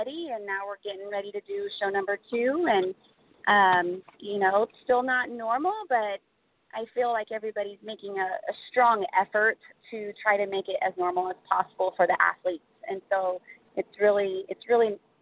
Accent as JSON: {"language": "English", "town": "St. Louis", "region": "Missouri", "country": "United States", "said": "I'm from St. Louis, Missouri."}